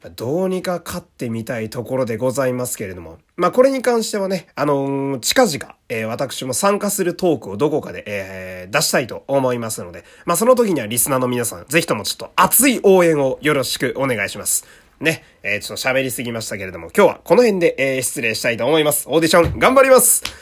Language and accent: Japanese; Fukui, Japan; moved away; also born or lived in Osaka; 生まれは福井県